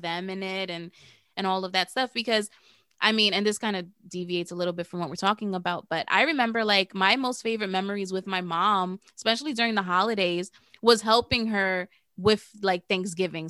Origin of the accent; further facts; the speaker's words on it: New York City, New York, United States; We're from the Bronx